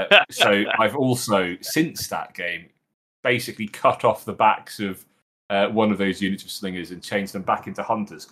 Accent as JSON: {"language": "English", "country": "United Kingdom", "said": "being British."}